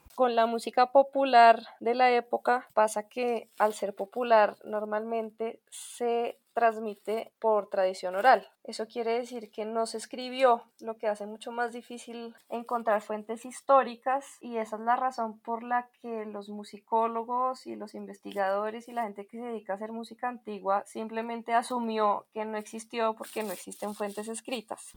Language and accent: Spanish; Colombia; Soy músico colombiano